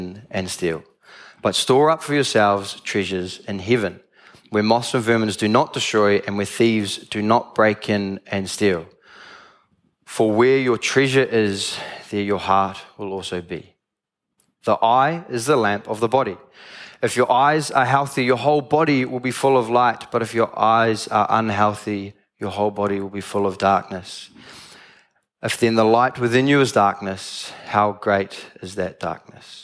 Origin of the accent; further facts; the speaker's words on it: Tauranga, Bay of Plenty, New Zealand; I'm from Tauranga, I've lived there all my life, all 21 years.